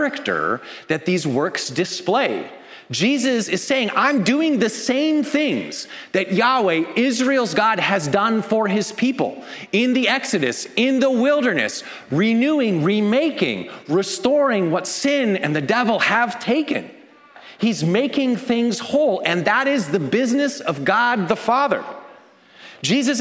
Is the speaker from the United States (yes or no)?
no; Canada; I'm Canadian